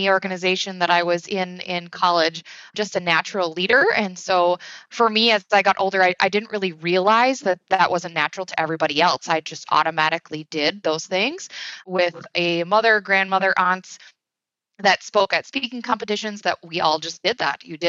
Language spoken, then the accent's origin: English; Wisconsin, United States; I'm from Wisconsin, born and raised. I live here with my husband